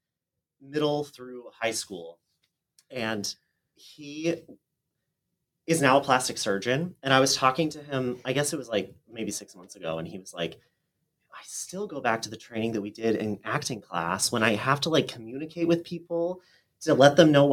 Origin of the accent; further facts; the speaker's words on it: Oklahoma, United States; moved away as an adult; also born or lived in Boston / New York; I grew up in Oklahoma